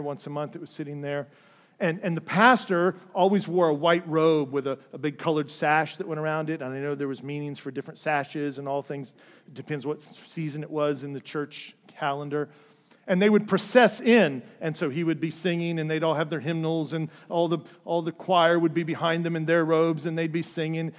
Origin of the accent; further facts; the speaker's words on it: Dayton, Ohio, United States; I grew up in the Lutheran Church, uh, downtown Dayton